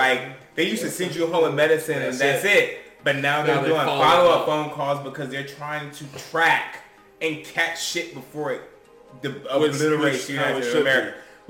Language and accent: English; United States; as an American